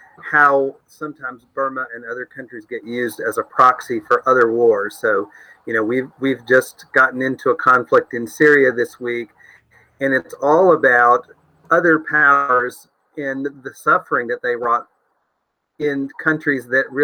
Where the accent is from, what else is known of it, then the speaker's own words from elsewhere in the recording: United States; I grew up in America where the Statue of Liberty was a welcoming beacon to people in the world who suffered.